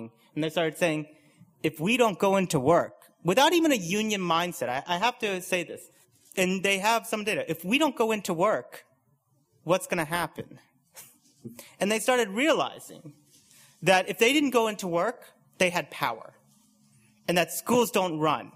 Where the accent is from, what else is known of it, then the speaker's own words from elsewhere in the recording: United States; now in United Kingdom; you can probably tell by my accent that I'm from the US